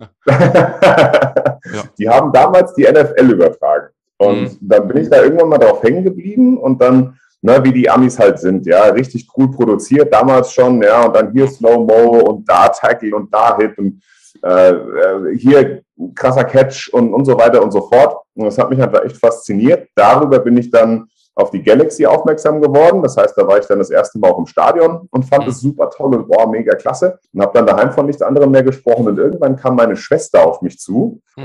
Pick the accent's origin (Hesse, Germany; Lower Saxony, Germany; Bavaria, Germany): Hesse, Germany; Frankfurt am Main; also born or lived in Bad Homburg / Kalbach; ich bin in Frankfurt geboren im April zweiundachtzig, bin dann eigentlich auch mein ganzes Leben immer in Frankfurt oder um Frankfurt rum aufgewachsen, groß geworden, hab dort gelebt